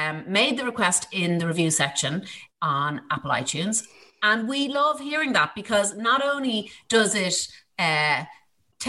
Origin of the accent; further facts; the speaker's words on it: Ballyshannon, County Donegal, Ireland; in 1968, when I was born in Ballyshannon